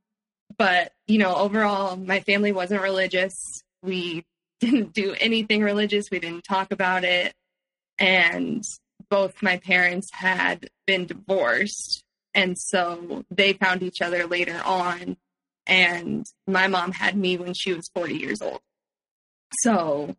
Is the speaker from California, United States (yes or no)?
yes; Palo Alto, California, United States; also born or lived in San Francisco; I grew up in Palo Alto and then moved to San Francisco later on.